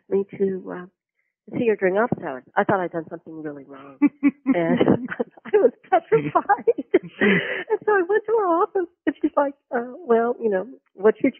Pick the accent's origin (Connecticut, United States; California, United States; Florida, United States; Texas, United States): Florida, United States; I grew up in Florida